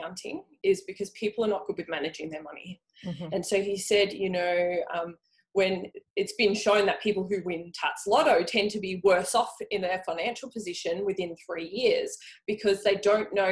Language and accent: English; Frankston, Victoria, Australia; I grew up in Frankston